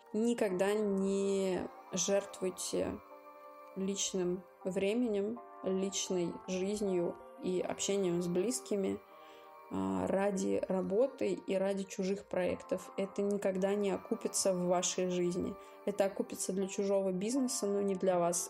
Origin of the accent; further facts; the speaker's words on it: Moscow, Russia; мне 30, я из Москвы